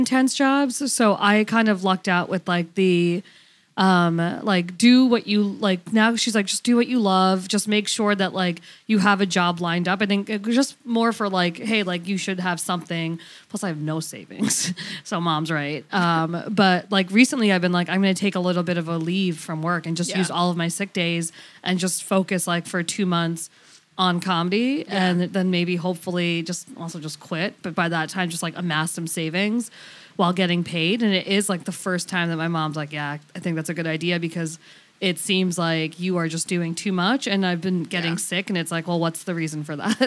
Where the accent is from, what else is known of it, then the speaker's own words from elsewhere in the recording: New York, United States; I grew up in New York